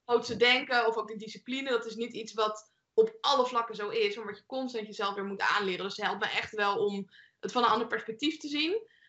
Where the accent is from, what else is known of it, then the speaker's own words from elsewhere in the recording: Leiden, South Holland, Netherlands; ik kom zelf uit Leiden. Mijn, het huis, ik ben toevallig nu in mijn ouderlijk huis